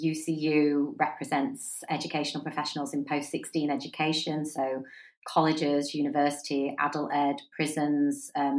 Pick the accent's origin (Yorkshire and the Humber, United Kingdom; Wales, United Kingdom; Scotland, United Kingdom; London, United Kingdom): Yorkshire and the Humber, United Kingdom; Wakefield; moved away as an adult; also born or lived in Lancaster; So I grew up in Wakefield. My mum and dad had the Waterloo pub at the bottom of Westcote, so I grew up in a pub. I went to St Thomas à Becket School in Wakefield. I went to Wakefield College.